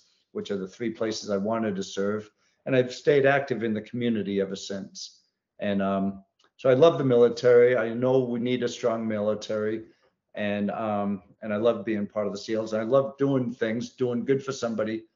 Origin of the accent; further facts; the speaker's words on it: New England, United States; now in Virginia, United States; I grew up in New England and I lived all throughout New England.